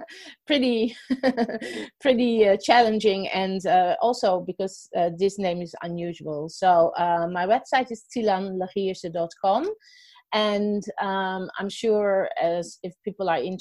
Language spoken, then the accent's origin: English; Netherlands; moved away as an adult; now in Australia; I'm actually not from Australia. I now have double nationality, but I'm originally from the Netherlands. So that's hence the accent